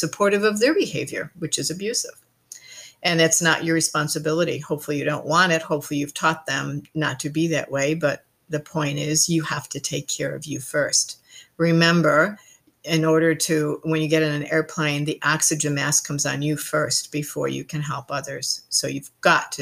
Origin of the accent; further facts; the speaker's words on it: Ireland; now in New Zealand; I am Irish, and we do believe in good fun